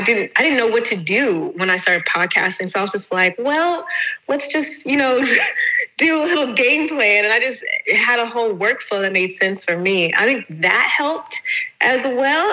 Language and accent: English; Atlanta, Georgia, United States; moved away as an adult; now in Valencia, Spain; I am originally from Atlanta, but I currently reside in Valencia, Spain. I've been in Spain for the past six years